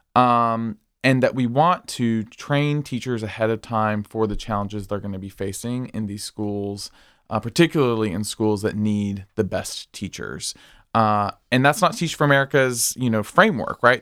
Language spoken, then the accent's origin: English; Springdale, Arkansas, United States; moved away as an adult; also born or lived in Philadelphia; now in Wilmington, Delaware, United States; I am from Springdale, Arkansas, also known as Chickendale.